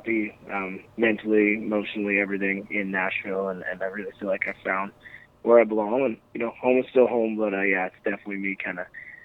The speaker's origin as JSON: {"language": "English", "region": "Prince Edward Island", "country": "Canada", "tie": "born or raised there", "said": "my hometown. Stuff I write about, small town of Tignes, Prince Edward Island"}